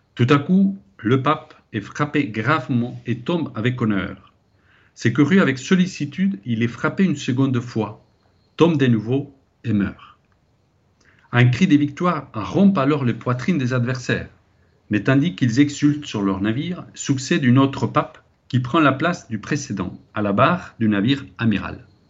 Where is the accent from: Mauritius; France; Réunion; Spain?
Spain; ici un Espagnol qui vous parle